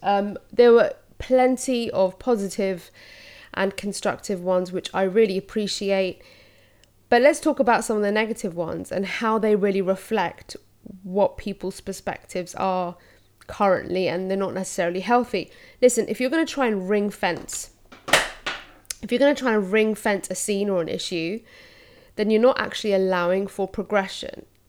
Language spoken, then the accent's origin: English; London, United Kingdom; I'm Londoner, born and raised